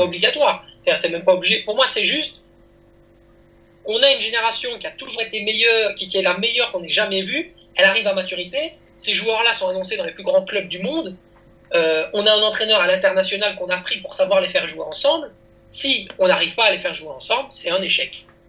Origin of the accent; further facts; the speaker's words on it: Belgium; en, France en tant que petit belge